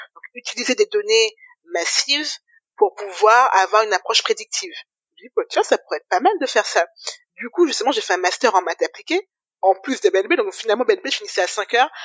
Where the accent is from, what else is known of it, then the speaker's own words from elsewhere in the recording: Guadeloupe; moved away as an adult; also born or lived in Metropolitan France; je suis arrivée juste après le bac, donc j'ai fait mon bac en Guadeloupe